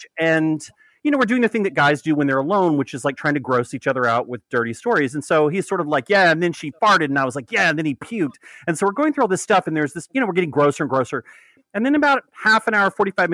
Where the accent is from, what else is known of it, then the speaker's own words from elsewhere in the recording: Texas, United States; now in New York, United States; I grew up in Texas